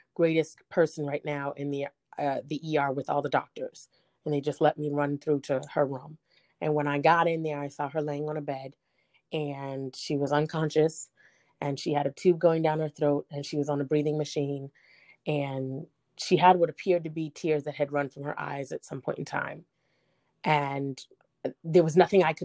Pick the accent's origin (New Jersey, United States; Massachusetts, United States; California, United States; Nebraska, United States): Massachusetts, United States; Boston; I'm from Boston, Massachusetts